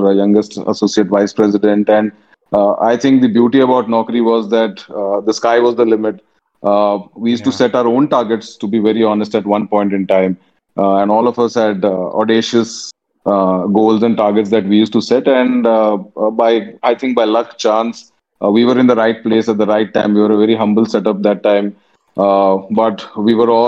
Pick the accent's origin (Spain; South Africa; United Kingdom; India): India; Pune, Maharashtra; also born or lived in Bangalore / Mumbai; I'm a Tamilian born and brought up in Pune